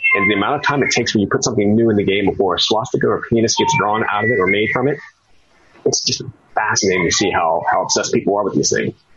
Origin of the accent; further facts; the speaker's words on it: Texas, United States; moved away; also born or lived in Richmond, Virginia; I'm from Texas, so played a lot of football